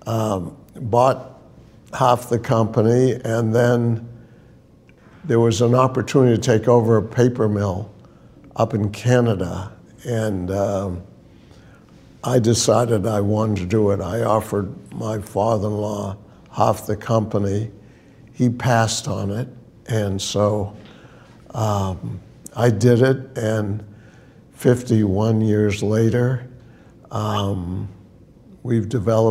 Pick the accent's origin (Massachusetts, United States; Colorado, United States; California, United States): Massachusetts, United States; Brookline; I grew up in Brookline, Mass. Went to public schools